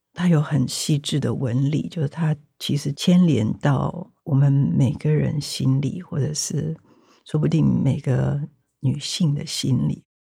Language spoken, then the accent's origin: Chinese; Taiwan; 我生在台湾